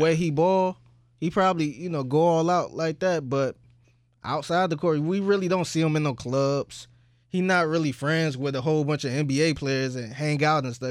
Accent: Cleveland, Ohio, United States; I'm from Cleveland

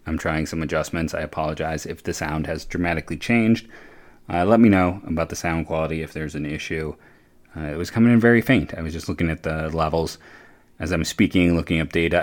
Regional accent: Akron, Ohio, United States; I'm from Akron myself

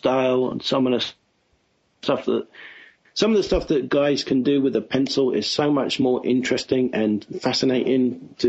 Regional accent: London, United Kingdom; moved away as an adult; now in California, United States; I was born and bred and spent all my life down south there. I grew up in London, spent 22 years there. Came over here with the Amblimation crew that was being relocated to start DreamWorks back in January of 96.

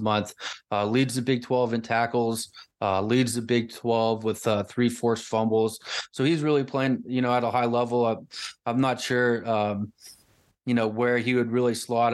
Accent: Lafayette, Indiana, United States; moved away; West Lafayette where I grew up in Lafayette.

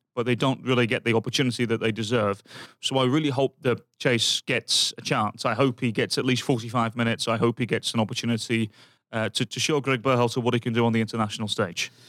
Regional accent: Birmingham, West Midlands, United Kingdom; moved away; my hometown, Birmingham

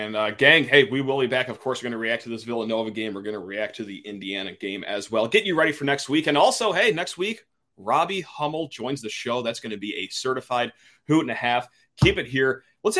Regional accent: Ireland; My home country, Ireland, might have a tough time winning this time around.

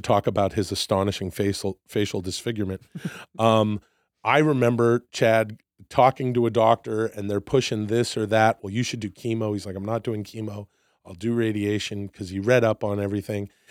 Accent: Vancouver, British Columbia, Canada; moved away as an adult; now in United States; I'm from Vancouver, Canada.

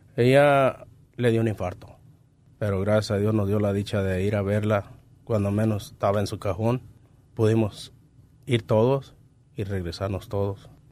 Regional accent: Pénjamo, Guanajuato, Mexico; moved away; Soy de Pénjamo, Guanajuato.

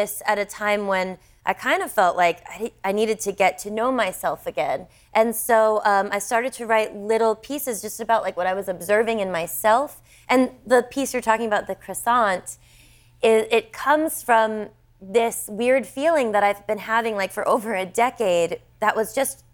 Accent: United States; me as an American

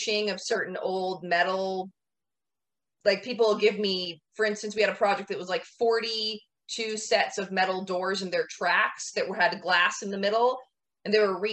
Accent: Washington, United States; also born or lived in Florida; now in Hawaii, United States; I'm from Washington originally.

